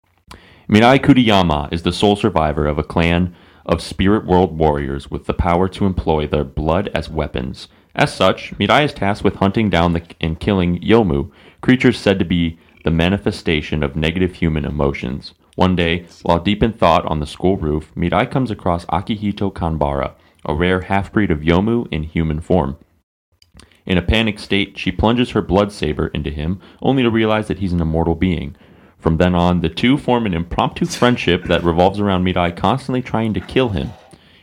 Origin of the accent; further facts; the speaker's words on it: Ohio, United States; I fucking like living here. I like saying I'm from Ohio